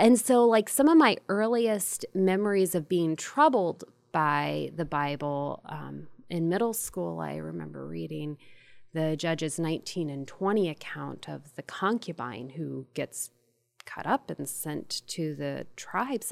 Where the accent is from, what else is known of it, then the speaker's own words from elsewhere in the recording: Ohio, United States; I'm from the Midwest, from the great state of Ohio.